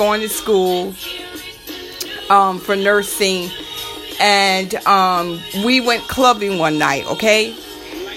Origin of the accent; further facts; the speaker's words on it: Jacksonville, Florida, United States; accent: Southern; moved away as an adult; also born or lived in Miami, Florida; now in New York City, United States; I am not from New York City. I am from Jacksonville, Florida